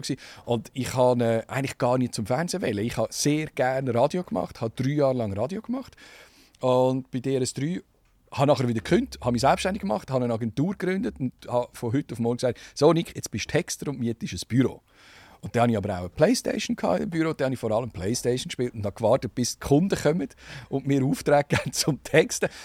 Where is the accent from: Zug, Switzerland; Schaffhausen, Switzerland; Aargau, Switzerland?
Zug, Switzerland; also born or lived in Burgdorf, Canton of Bern / Rüegsau; sind nachher aber wegen dem Job von meinem Vater im Kanton Zug 1979 und habe dann die ganze Schulzeit im Kanton Zug gemacht und darum fühle ich mich auch als, als Zuger und, und nicht mehr als Berner